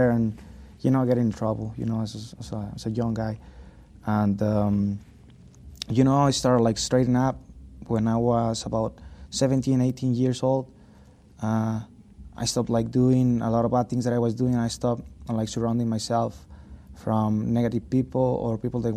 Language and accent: English; Hidalgo del Parral, Chihuahua, Mexico; now in United States; my mom, dad, and my sister, they're in my hometown, Parral.